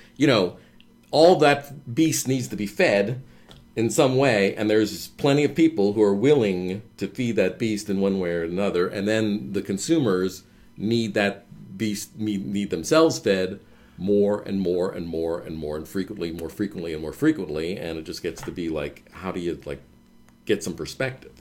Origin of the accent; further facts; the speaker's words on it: Cincinnati, Ohio, United States; moved away as an adult; also born or lived in Chicago; I grew up in Cincinnati